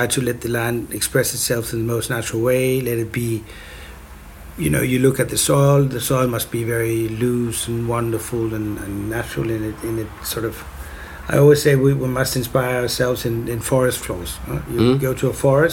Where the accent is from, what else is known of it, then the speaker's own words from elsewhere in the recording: Copenhagen, Capital Region of Denmark, Denmark; in Copenhagen, which is sort of, you know, my hometown